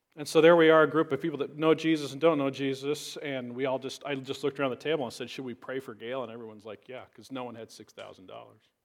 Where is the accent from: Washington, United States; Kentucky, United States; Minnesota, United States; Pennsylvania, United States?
Washington, United States; Richland; a regular Baptist church that I grew up in in Richland